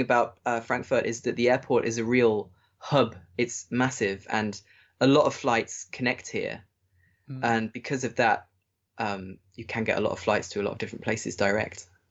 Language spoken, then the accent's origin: English; England, United Kingdom; moved away as an adult; now in Germany; being English